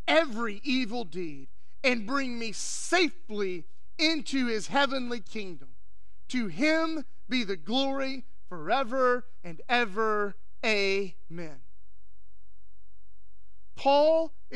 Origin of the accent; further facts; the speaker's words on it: West Texas, United States; growing up in West Texas